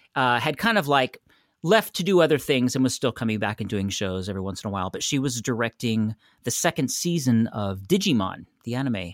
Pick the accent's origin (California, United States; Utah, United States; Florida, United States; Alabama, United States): California, United States; San Francisco; moved away as an adult; also born or lived in Los Angeles; I'm from San Francisco, and I moved to L